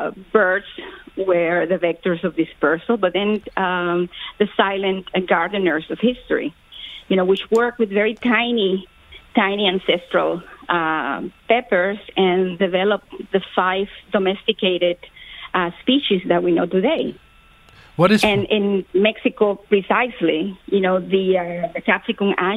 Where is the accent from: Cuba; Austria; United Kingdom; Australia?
Cuba; I was born in Cuba